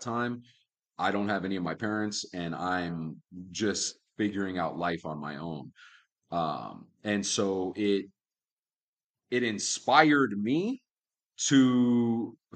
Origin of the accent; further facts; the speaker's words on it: Miami, Florida, United States; moved away as an adult; also born or lived in Key West, Florida; now in Las Vegas, United States; I was born in Key West, Florida, raised in Miami